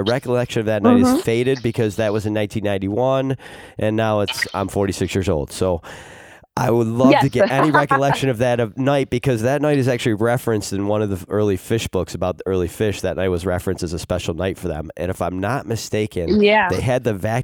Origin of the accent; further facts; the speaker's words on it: Rochester, New York, United States; I'm from Rochester, New York